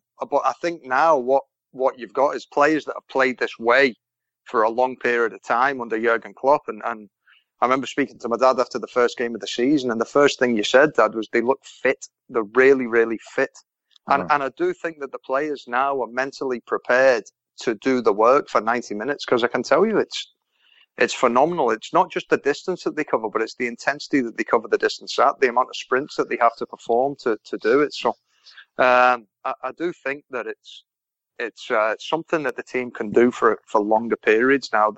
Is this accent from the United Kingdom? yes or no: yes; Southport, North West England, United Kingdom; also born or lived in Glasgow; I'm brought up in Southport, so I'm officially a Wolf